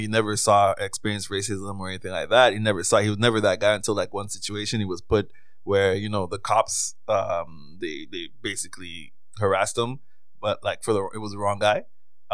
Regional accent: Trinidad & Tobago; moved away; I'm a Trinidadian, but I don't live in Trinidad anymore

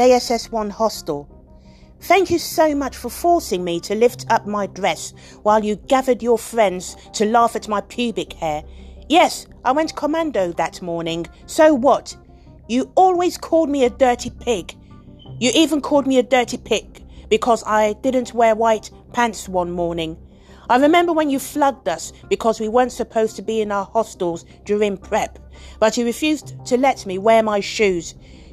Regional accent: United Kingdom; also born or lived in Nigeria; I'm British

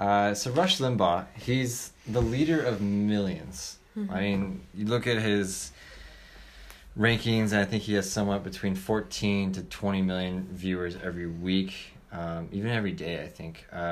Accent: Seattle, Washington, United States; I'm from Washington State, not the capital, but if any of you guys know where Seattle is, that's where it is.

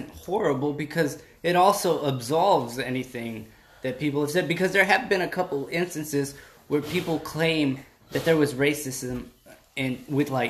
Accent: Chicago, Illinois, United States; I remember growing up in Chicago

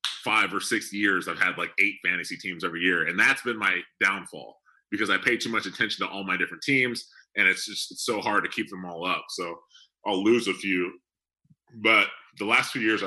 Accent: New Jersey, United States; now in Texas, United States; I was born in New Jersey

